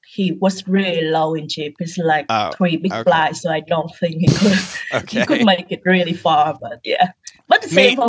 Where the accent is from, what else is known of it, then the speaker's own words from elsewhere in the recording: Vietnam; now in Halifax, Canada; I'm from Vietnam, but currently I'm living in Halifax, Nova Scotia, Canada